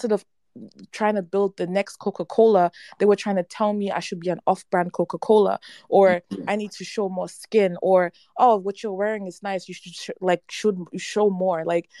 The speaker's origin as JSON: {"language": "English", "country": "Ghana", "lives_now": "Germany", "said": "I'm in Germany right now, but yeah. I am Ghanaian. And, you know, I've lived in Ghana, like, for 6 years, all in all."}